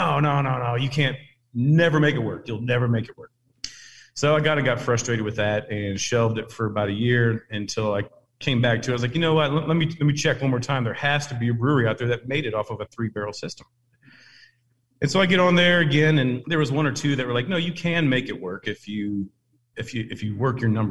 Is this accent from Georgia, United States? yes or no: no; Ohio, United States; moved away as an adult; now in Clarksville, United States; I'm originally from Ohio and I got down to Tennessee in 06